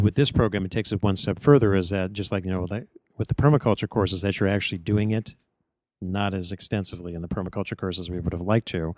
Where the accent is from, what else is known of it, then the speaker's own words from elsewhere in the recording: Northeast Ohio, United States; moved away; where I grew up in Northeast Ohio